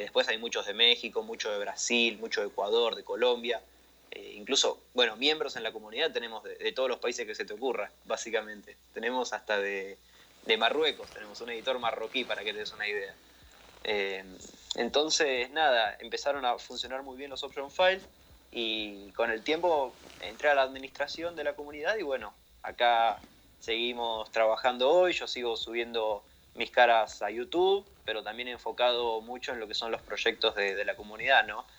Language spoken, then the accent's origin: Spanish; Argentina; accent: Argentine; Soy argentino, como notarán en mi acento, en mi forma de hablar